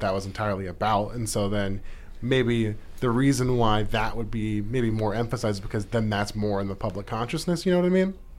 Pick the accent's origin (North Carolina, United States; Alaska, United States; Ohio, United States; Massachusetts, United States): Alaska, United States; Anchorage; now in Juneau, United States; growing up in Anchorage